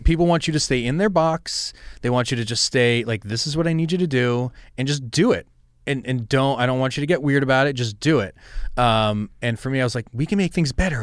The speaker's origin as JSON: {"language": "English", "area": "Westchester", "region": "New York", "country": "United States", "tie": "born or raised there", "said": "I grew up in Westchester"}